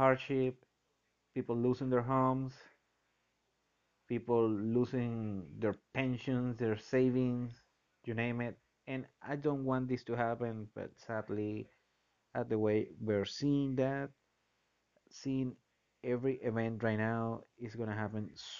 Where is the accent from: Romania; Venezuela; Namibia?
Venezuela; moved away; I'm from Venezuela.